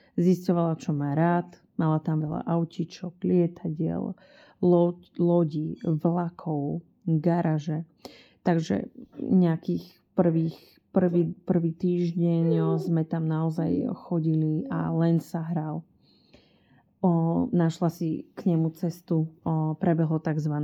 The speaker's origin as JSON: {"language": "Slovak", "town": "Bratislava", "region": "Bratislava Region", "country": "Slovakia", "said": "My sme z Bratislavy"}